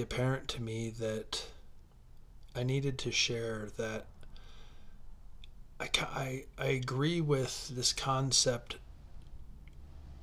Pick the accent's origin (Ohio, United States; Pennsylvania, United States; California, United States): Ohio, United States; Troy; also born or lived in Carson City, Nevada; I was born in Carson City, Nevada at 11:15 p.m. on September 7th, 1976. I moved to Ohio when I was 4. I went to Troy High School